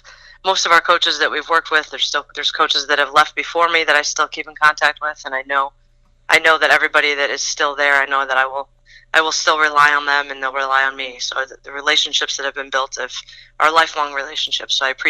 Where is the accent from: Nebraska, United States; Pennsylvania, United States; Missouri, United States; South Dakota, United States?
Pennsylvania, United States; Scranton; growing up in the area that I grew up in Scranton area